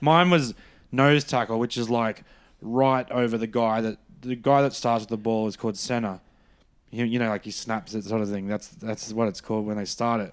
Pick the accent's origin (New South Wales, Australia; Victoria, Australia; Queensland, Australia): Queensland, Australia; Brisbane; I'm from Brisbane, so a big part of growing up was rugby league